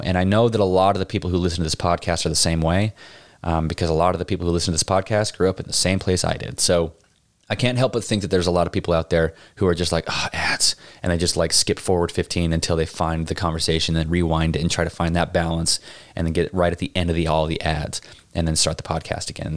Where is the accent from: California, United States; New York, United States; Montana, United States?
Montana, United States; Pinesdale; growing up in Pinesdale